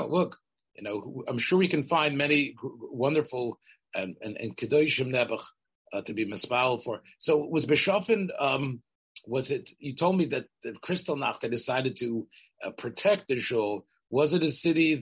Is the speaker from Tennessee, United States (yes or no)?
yes; Memphis, Tennessee, United States; I grew up in Memphis